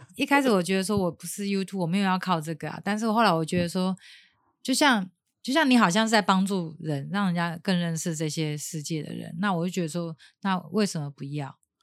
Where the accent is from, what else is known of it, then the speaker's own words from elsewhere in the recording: Taiwan; 我会很以我是台湾人为荣